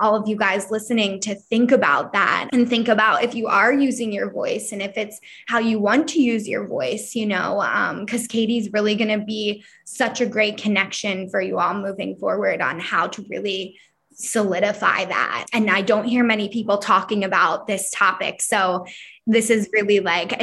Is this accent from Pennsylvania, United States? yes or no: yes; Philadelphia, Pennsylvania, United States; growing up where I grow up, like I'm from Philadelphia